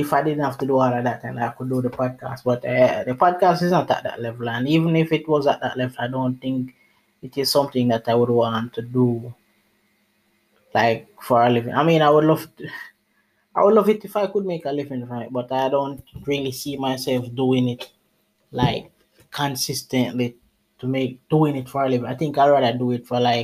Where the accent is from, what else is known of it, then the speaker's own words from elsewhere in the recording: Jamaica; I'm from Jamaica, but I was away, I was in the Bahamas working. And I'm back in Jamaica now